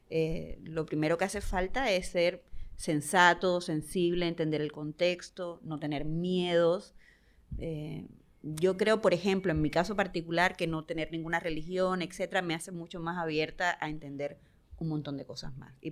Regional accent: Cuba; yo soy cubana

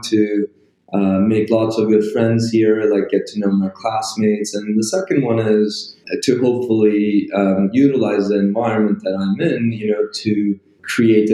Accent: Turkey; moved away as an adult; I'm coming from Turkey

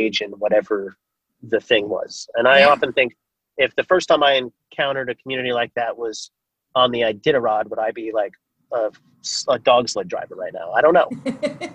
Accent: Long Island, New York, United States; moved away as an adult; also born or lived in Boston; I grew up on Long Island in New York

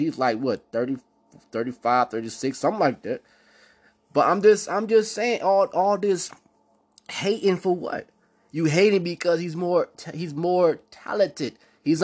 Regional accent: Cleveland, Ohio, United States; See, I'm from Cleveland.

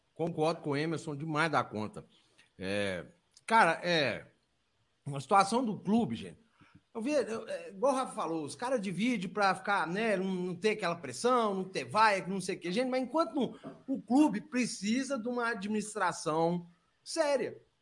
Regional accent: Brazil; Nós vivemos num país de merda

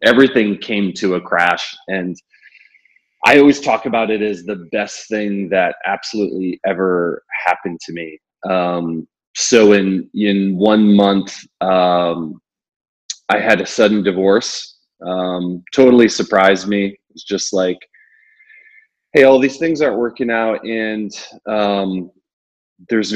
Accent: Ohio, United States; moved away as an adult; also born or lived in Chicago, United States; now in Brooklyn, New York, United States; While I've been in New York for 17 years, I grew up in Ohio

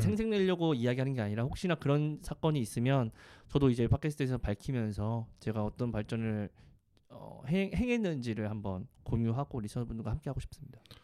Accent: South Korea; 대한민국 사람이잖아요

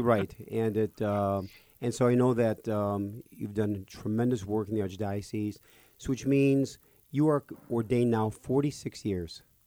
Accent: Park Ridge, Illinois, United States; I was raised next door in Park Ridge

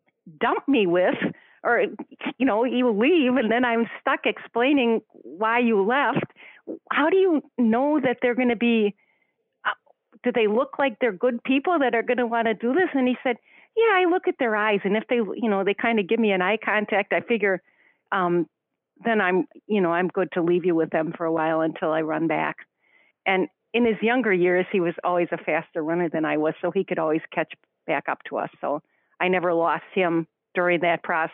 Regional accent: Ireland; I'm Irish, well, half Irish, half German

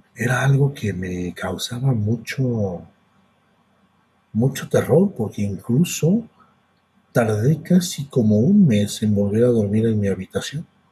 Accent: Mexico; yo soy de México, yo radico en México. Y yo nací en una parte de México a donde hace mucho calor.

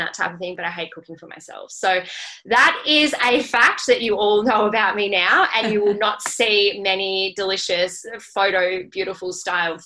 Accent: Melbourne, Victoria, Australia; also born or lived in Byron Bay; now in Gold Coast, Australia; I'm originally from Melbourne.

